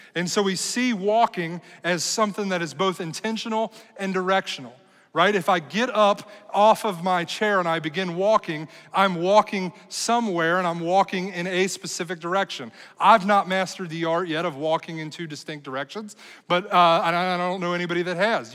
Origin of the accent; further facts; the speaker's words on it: United States; as American people